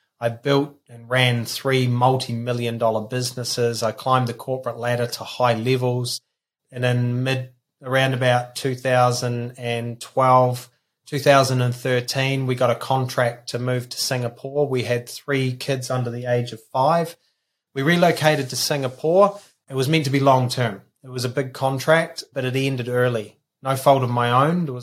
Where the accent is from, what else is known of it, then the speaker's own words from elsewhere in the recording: New Zealand; So I grew up in a small country town in New Zealand of 800 people, and 40 years later, there's still 800 people